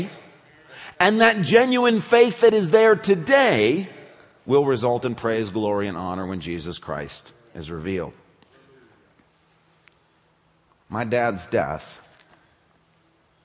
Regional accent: West Michigan, United States; I grew up in West Michigan

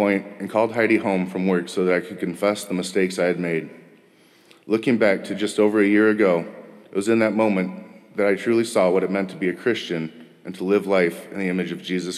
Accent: Wisconsin, United States; also born or lived in Texas; I was raised going to church until I was 6 when we moved from Texas to Wisconsin

